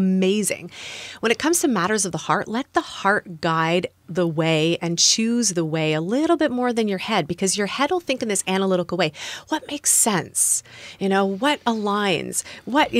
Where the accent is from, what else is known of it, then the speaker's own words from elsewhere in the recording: Canada; moved away; also born or lived in United States; I'm from Canada, temporarily living in the US